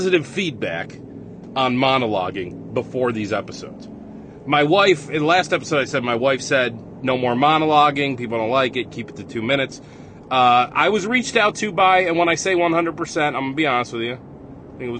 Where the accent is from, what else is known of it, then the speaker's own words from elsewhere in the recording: Rochester, New York, United States; accent: Rochester; I like my Rochester accent